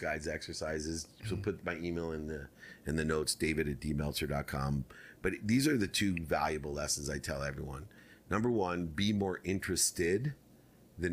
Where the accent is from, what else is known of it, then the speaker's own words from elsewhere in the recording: Akron, Ohio, United States; moved away; the projects where I was born in Akron, Ohio